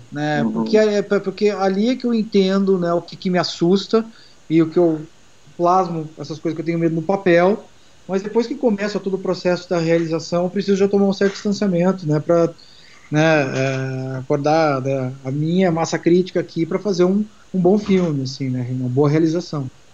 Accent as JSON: {"language": "Portuguese", "region": "Rio Grande do Sul", "country": "Brazil", "tie": "born or raised there", "moved": "yes", "lives_now": "São Paulo, Brazil", "said": "eu sou gaúcho paulista, né, porque eu sou paulista, cresci no Rio Grande do Sul, mas é, é, minha família é toda aqui de São Paulo"}